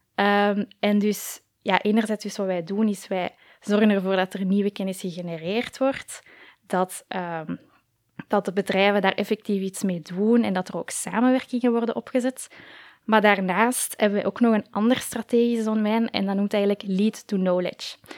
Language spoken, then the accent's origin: Dutch; Koekelberg, Brussels-Capital Region, Belgium; ik ook ja, in het middelbaar op school heb gezeten in Koekelberg